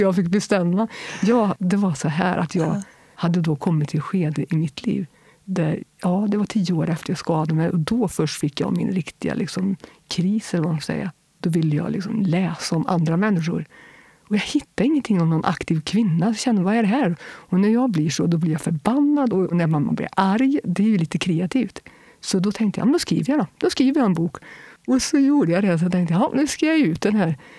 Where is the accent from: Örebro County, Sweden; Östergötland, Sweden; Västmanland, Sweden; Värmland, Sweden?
Värmland, Sweden; Kil; also born or lived in Fotö; jag inflyttade till Kil när jag var alldeles strax innan jag fyllde tre år